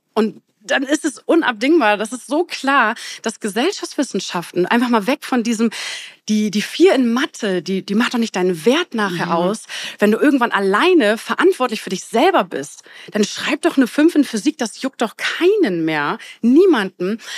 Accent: Bremerhaven, Bremen, Germany; Ich komme aus Bremerhaven

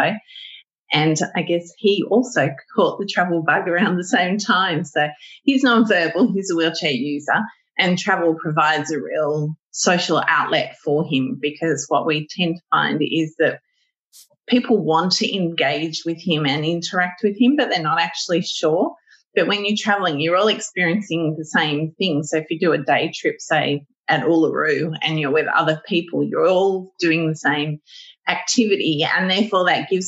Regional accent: Sydney, New South Wales, Australia; I live one door down from the house that I used to live in and that I grew up in as a child

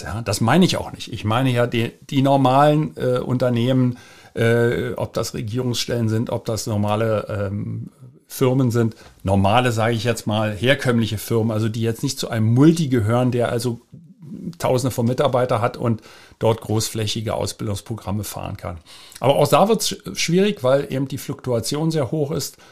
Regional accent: Berlin, Germany; ich bin ja in West-Berlin geboren und da aufgewachsen

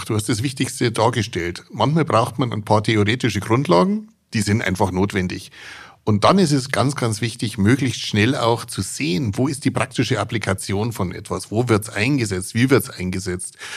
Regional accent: Bavaria, Germany

